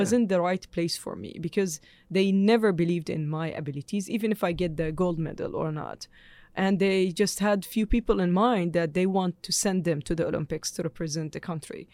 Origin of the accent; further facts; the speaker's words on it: Jordan; moved away; I'm born in Jordan, I'm Jordanian